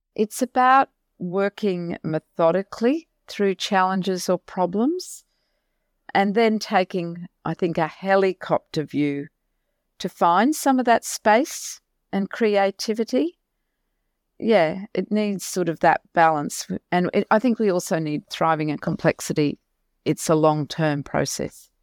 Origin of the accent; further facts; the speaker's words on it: Mackay, Queensland, Australia; I was born and bred in Mackay.